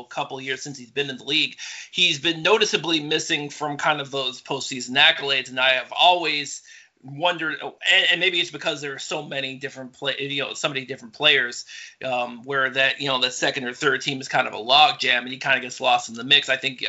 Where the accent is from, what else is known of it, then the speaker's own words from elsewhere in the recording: Lorain, Ohio, United States; Lorain, Ohio, which is my hometown.